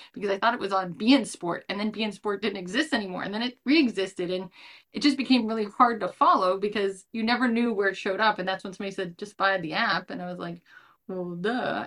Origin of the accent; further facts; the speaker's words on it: United States; as an American fan